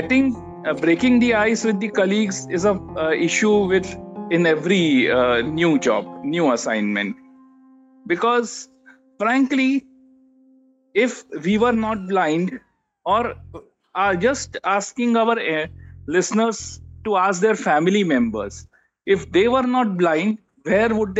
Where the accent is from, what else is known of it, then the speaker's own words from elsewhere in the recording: Mumbai, Maharashtra, India; I am born and brought up in Mumbai